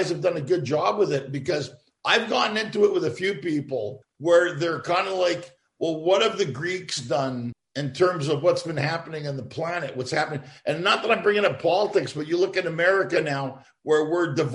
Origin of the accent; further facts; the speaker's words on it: Canada; being a Canadian, and I tour a lot